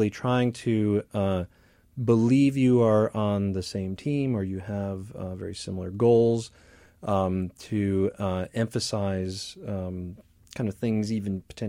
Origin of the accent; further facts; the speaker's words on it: Midwest, United States; the idea that I grew up in the Midwest too.